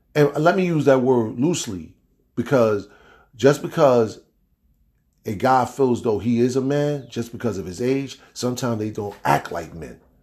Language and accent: English; East Orange, New Jersey, United States; growing up in East Orange, New York